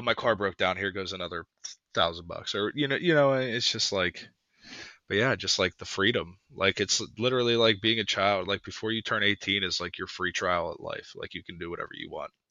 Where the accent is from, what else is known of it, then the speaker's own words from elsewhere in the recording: Pittsburgh, Pennsylvania, United States; from Pittsburgh